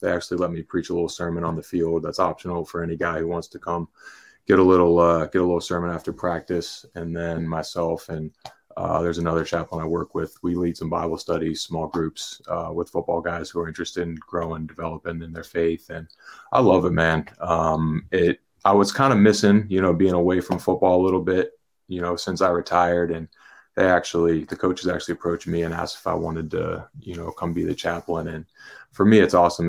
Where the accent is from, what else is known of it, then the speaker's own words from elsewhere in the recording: Pittsburgh, Pennsylvania, United States; now in State College, United States; born and raised in Pittsburgh